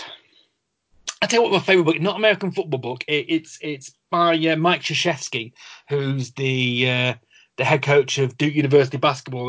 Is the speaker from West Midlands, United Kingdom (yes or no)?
no; the Northwest, North West England, United Kingdom; I'm, I'm from the Northwest.